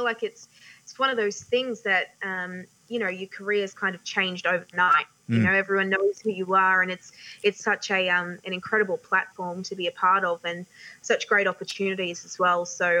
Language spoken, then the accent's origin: English; Townsville, Queensland, Australia; Yeah, look, it's a lot warmer living up in Townsville. it's really great. It's a great part of the world. Definitely holds a special spot for me